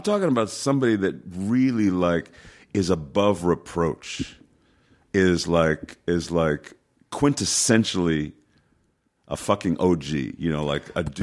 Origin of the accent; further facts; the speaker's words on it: New York City, New York, United States; I was born in New York City, so, you know, I, I, I was able to walk in twenty-five minutes from my house, Yankee Stadium